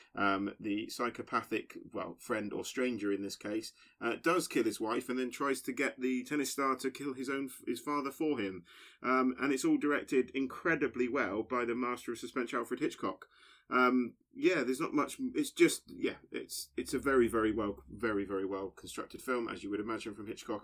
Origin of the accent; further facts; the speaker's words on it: Basingstoke, South East England, United Kingdom; moved away; very excited to be back in my hometown